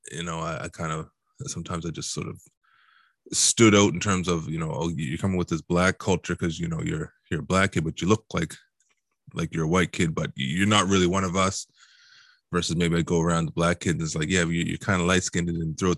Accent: Halifax, Nova Scotia, Canada; also born or lived in Dartmouth / Truro; like I said, I grew up in Halifax, Dartmouth, and Truro, so to me, it just sort of blends in as one.

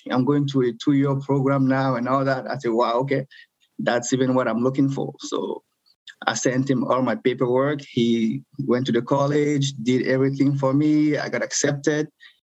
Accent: Douala, Littoral, Cameroon; moved away as an adult; now in Moncton, Canada; So yeah, I grew up in Cameroon. You know, went to university there, had my bachelor degree in economics.

